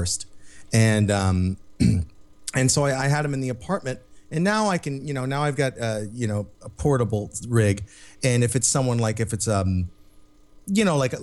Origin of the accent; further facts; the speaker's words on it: United States; we're American.